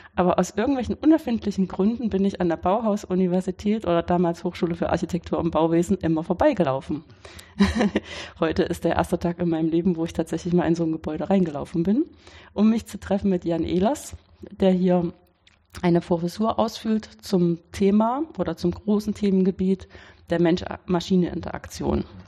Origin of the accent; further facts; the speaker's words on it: Weimar, Thuringia, Germany; now in Karlsruhe, Germany; ich bin in Weimar, das ist meine Heimatstadt